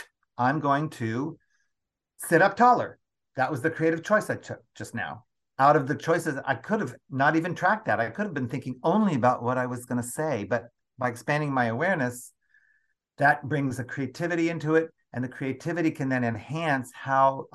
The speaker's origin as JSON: {"language": "English", "country": "United States", "tie": "born or raised there", "said": "born and raised in the United States of America"}